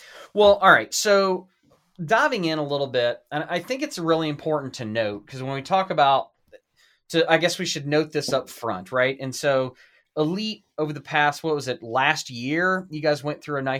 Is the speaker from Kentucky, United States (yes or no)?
yes; Louisville, Kentucky, United States; my hometown, Louisville, Kentucky.